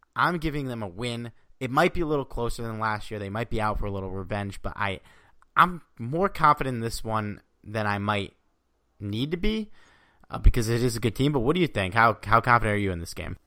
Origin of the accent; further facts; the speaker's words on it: Connecticut, United States; also born or lived in Astoria, Queens, New York; now in New York, United States; I was born and raised in Connecticut, so a little bit out. Now I live in Astoria, Queens